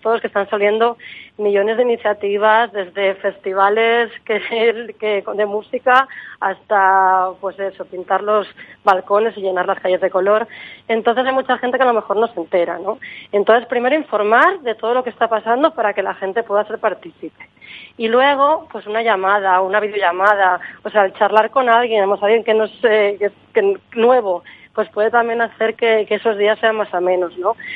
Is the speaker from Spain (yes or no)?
yes; Barcelona, Catalonia, Spain; moved away as an adult; also born or lived in Madrid / Berlin; Yo soy de Barcelona, de un barrio que se llama Horta, que es un barrio que antes era un pueblo y Barcelona se lo comió